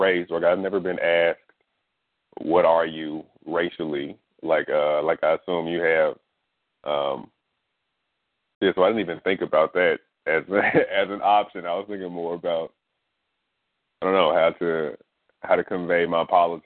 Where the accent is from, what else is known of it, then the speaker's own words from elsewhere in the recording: Mississippi, United States; I'm a Southerner. I'm a Mississippian.